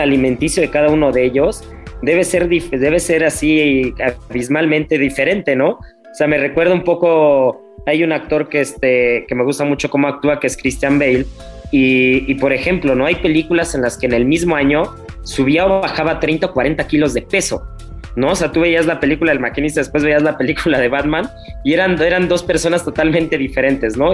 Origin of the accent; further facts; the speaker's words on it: Mexico; en México